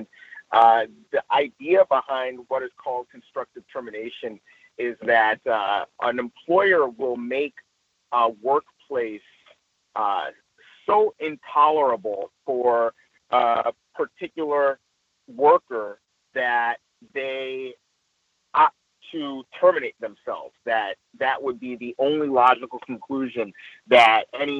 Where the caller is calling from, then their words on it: Los Angeles, California, United States; I'm reporting in from Los Angeles proper.